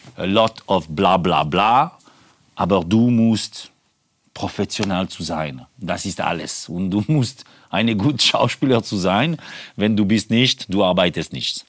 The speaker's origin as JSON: {"language": "German", "country": "Switzerland", "second_language": "German", "moved": "yes", "said": "das ist mein Heimat ist äh, der Schweiz"}